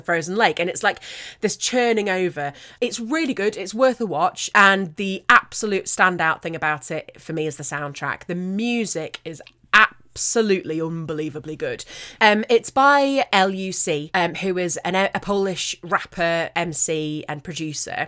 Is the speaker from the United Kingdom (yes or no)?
yes; United Kingdom; as a Brit